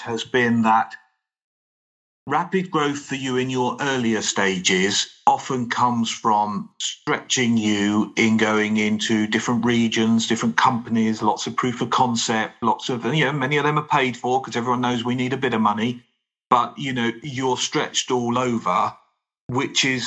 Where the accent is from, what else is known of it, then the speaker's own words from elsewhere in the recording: United Kingdom; being British